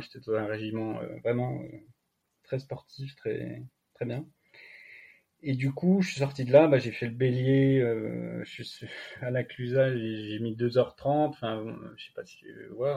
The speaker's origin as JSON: {"language": "French", "country": "France", "tie": "born or raised there", "moved": "yes", "lives_now": "Annecy, France", "said": "Je suis originaire à la base du massif du Jura"}